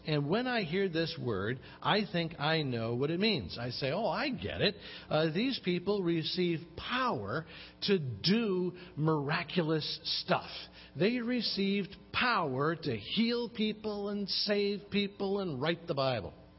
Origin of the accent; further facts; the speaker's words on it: Chicago, Illinois, United States; I grew up in Chicago uh, where it could get really cold